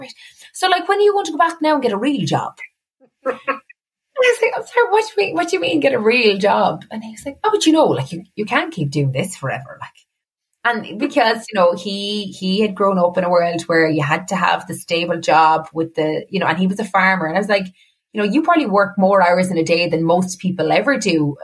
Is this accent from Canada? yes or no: no; Cork, Munster, Ireland; moved away as an adult; now in Dublin, Ireland; I moved from Cork to Dublin